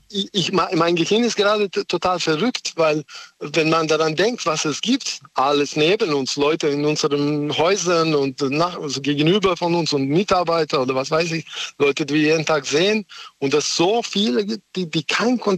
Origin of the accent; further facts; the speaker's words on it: Serbia; now in Germany; ich komme nicht aus Deutschland, ich lebe hier, aber ich komme aus woanders.